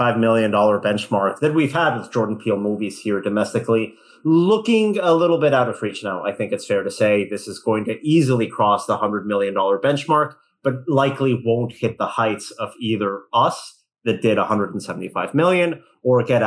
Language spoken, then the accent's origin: English; Mexico; moved away; growing up in Mexico